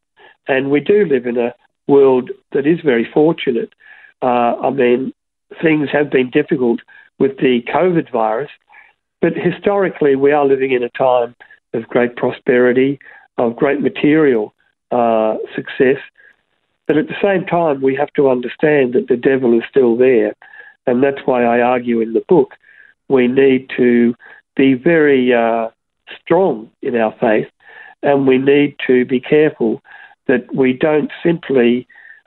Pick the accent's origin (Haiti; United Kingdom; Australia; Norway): Australia; Broadmeadows, Victoria; When I was a young boy growing up in Broadmeadows